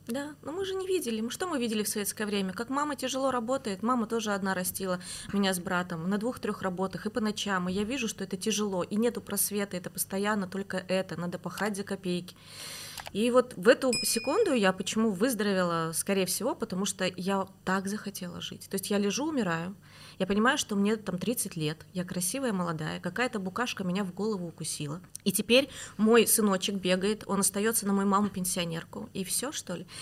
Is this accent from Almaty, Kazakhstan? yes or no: yes; Almaty, Kazakhstan; moved away; С Алматы. А я вообще родилась в Алмате, в Казахстане.